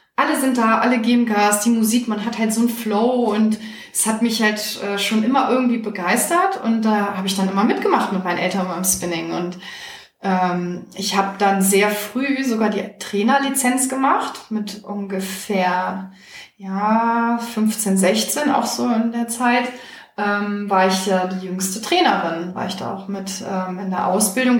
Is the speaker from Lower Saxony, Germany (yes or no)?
yes; Hanover, Lower Saxony, Germany; also born or lived in Czech Republic; dann bin ich hier groß geworden, habe aber die Ferien eigentlich immer bei meiner Familie in Tschechien verbracht